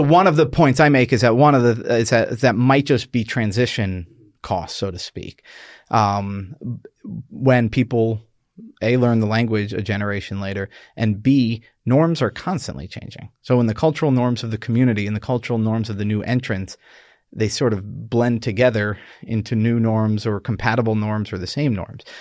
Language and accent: English; New York, United States; I'm this Irish Catholic from New York